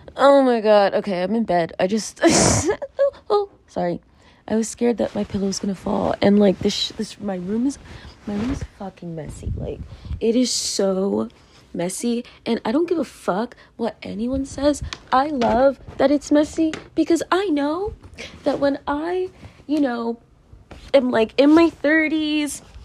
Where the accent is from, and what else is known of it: Virginia, United States; born or raised there; moved away as an adult; now in New York, United States